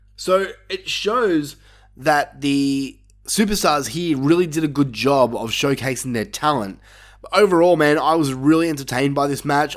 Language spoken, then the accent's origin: English; Australia; my home country